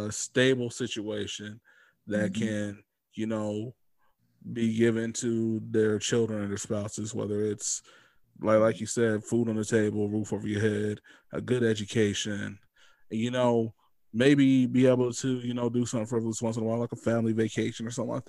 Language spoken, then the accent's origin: English; United States; as an American